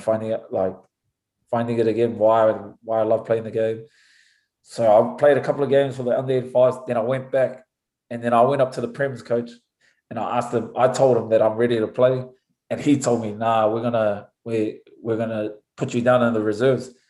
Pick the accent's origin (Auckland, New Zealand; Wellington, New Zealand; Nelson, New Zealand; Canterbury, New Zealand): Auckland, New Zealand; moved away as an adult; also born or lived in France; now in United States; growing up in New Zealand, especially in Auckland